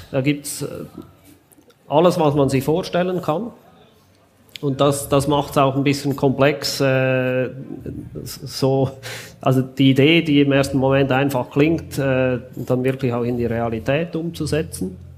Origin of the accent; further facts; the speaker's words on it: Switzerland; weil wir als Schweizer sogar teurer versenden müssen, als wenn das aus dem Ausland kommt.